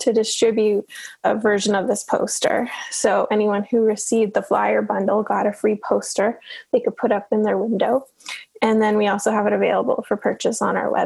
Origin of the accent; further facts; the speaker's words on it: Newfoundland and Labrador, Canada; now in Halifax, Canada; I'm originally from Newfoundland, and which is a province over